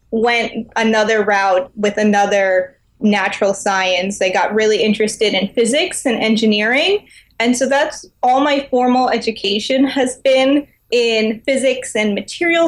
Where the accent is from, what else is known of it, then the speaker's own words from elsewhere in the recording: United States; I grew up in New York